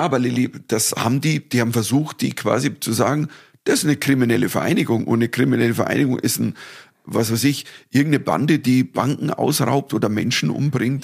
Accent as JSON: {"language": "German", "town": "Dorfen", "region": "Bavaria", "country": "Germany", "tie": "born or raised there", "said": "nach Dorfen kamen, in meine Heimatstadt"}